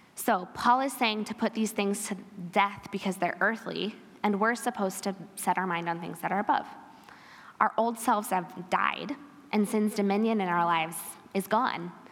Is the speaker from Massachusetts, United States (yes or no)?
no; Pella, Iowa, United States; I am an Iowan, born and bred